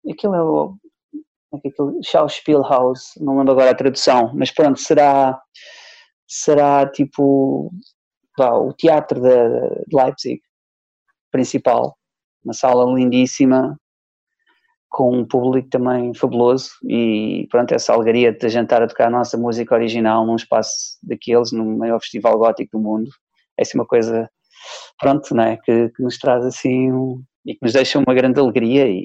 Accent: Soeira, Bragança District, Portugal; baseado numa, numa história que eu ouvi há muitos anos lá em, na minha aldeia, em Soeira.

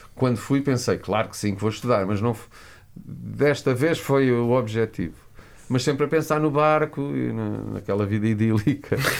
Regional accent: Lisbon, Portugal; Eu era só mais um rapaz que vivia em Lisboa, cresci, eh, nasci em Lisboa

